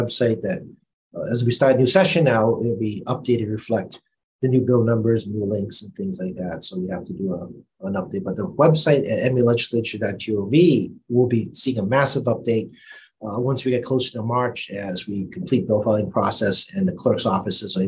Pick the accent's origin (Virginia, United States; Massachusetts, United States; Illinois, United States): Massachusetts, United States; Boston; accent: Boston; my Boston accent came out again